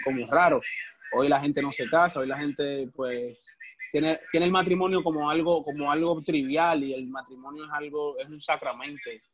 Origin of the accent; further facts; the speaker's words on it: Dominican Republic; Nosotros somos, nosotros somos dominicanos